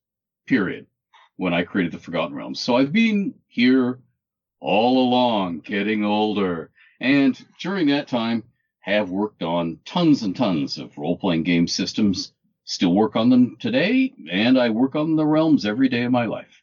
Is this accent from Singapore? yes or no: no; Canada; I'm 60 years old. I'm Canadian, male.